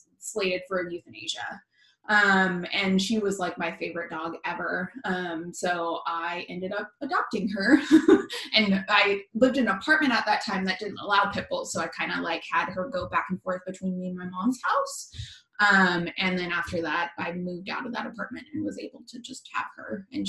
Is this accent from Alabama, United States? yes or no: no; Portland, Oregon, United States; also born or lived in Washington; I'm from Portland, Oregon